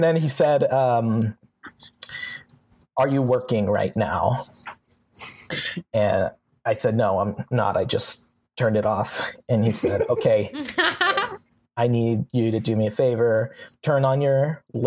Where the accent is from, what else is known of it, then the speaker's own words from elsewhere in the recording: Washington, United States; moved away as an adult; now in Los Angeles, United States; I'm from Washington